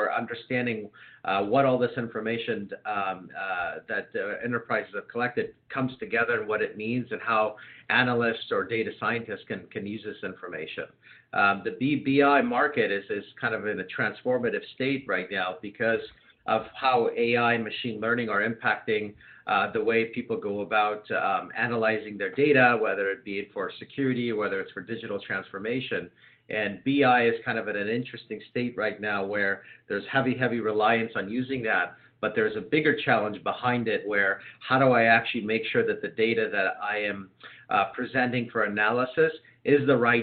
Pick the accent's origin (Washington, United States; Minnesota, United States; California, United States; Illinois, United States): California, United States; San Diego; now in Marin County, United States; I grew up in San Diego